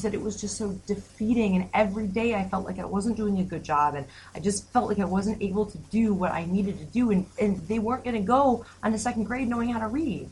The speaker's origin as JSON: {"language": "English", "town": "Detroit", "region": "Michigan", "country": "United States", "moved": "as an adult", "lives_now": "Grand Rapids, United States", "said": "I'm from Detroit"}